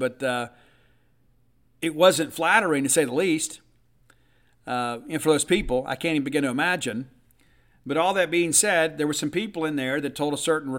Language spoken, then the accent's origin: English; Southern United States, United States; born there; maybe it's because I was born in the South.